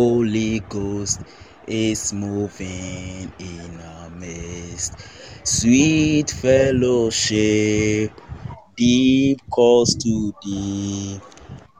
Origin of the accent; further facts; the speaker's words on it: Ghana; from Ghana